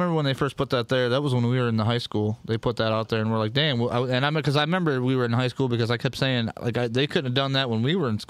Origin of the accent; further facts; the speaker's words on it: Jackson, Michigan, United States; I remember I came there from East Jackson in third grade.